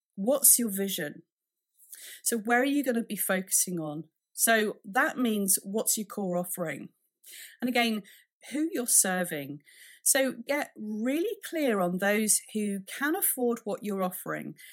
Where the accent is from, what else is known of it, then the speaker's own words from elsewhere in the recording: United Kingdom; being a Brit